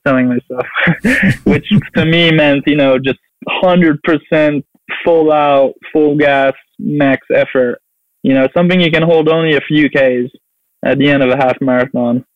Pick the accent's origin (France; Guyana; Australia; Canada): France; southeast France; moved away as an adult; now in United States; I grew up in France, so I kind of have a French culture.